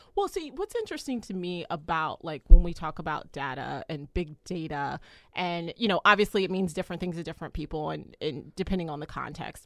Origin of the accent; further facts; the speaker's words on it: United States; as an American